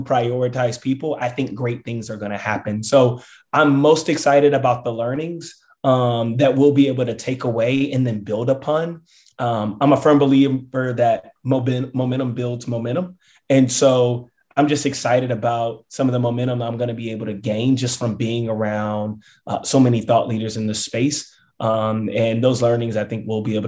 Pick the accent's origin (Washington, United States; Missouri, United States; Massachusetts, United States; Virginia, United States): Virginia, United States; Richmond; my hometown, Richmond, Virginia.